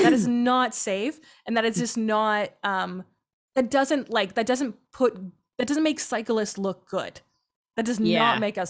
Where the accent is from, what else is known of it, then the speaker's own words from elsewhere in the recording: Tilbury, Ontario, Canada; now in Ottawa, Canada; I'm from Southern Ontario, super flat farmland, grew up on a farm, always loved the outdoors, you know, just played outside a lot.